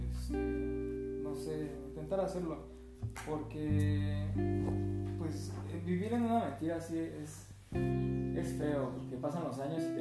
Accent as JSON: {"language": "Spanish", "country": "Mexico", "said": "nosotros somos de México"}